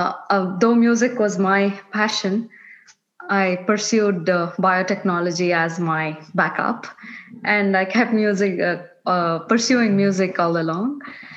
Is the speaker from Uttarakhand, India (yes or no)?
no; Bangalore, Karnataka, India; first language Kannada; English is a second language; moved away as an adult; also born or lived in Atlanta / Auburn; now in United States; I come from India. I was born in Bangalore, and I was raised there.